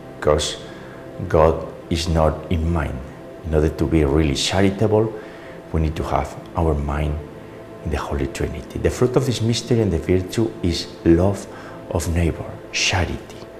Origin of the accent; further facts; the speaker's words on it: Navarre, Spain; moved away; my hometown in Navarre, in Spain